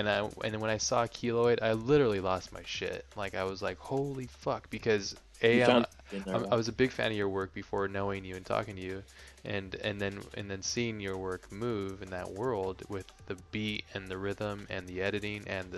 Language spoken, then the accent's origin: English; Hawaii, United States; Yeah, well, I mean, yeah, growing up in Hawaii, it's a little bit different, but yeah.